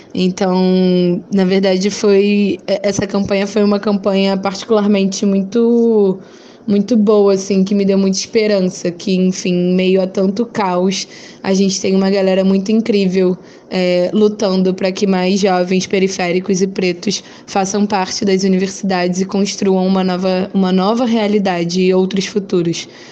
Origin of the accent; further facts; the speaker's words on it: Rio de Janeiro, Brazil; eu sou do Rio de Janeiro, moro na Zona Oeste do Rio.